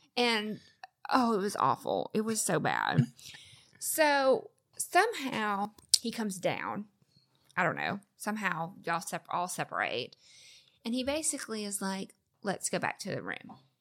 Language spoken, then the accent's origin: English; the South, United States; I'm from the South